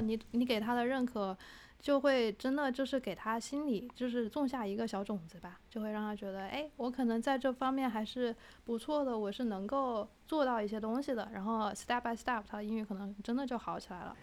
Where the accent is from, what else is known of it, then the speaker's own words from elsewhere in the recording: Wuhan, Hubei, China; accent: Wuhan; 我的普通话有武汉口音